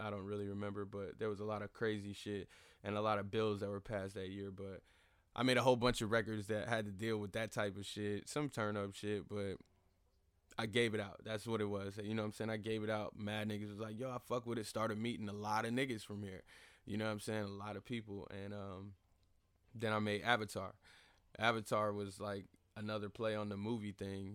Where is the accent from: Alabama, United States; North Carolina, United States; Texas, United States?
North Carolina, United States; Fayetteville; also born or lived in Charlotte, North Carolina; I'm born and raised in the Vale. I was born at K-Fair